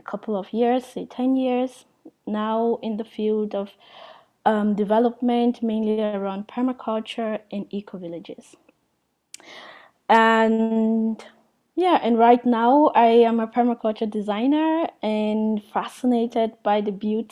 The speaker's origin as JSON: {"language": "English", "country": "Cameroon", "said": "I come from Cameroon"}